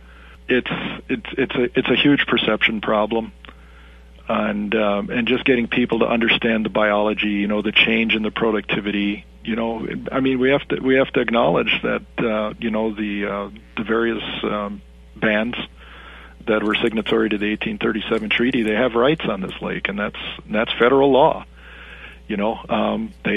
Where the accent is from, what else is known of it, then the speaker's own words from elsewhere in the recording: Wisconsin, United States; moved away as an adult; also born or lived in Germany / Canada / Ohio; now in Minnesota, United States; I grew up in Wisconsin